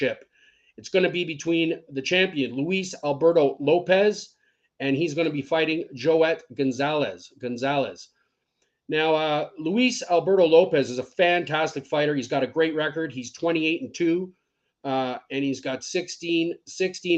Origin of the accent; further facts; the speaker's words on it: Scotland, United Kingdom; I'm Scottish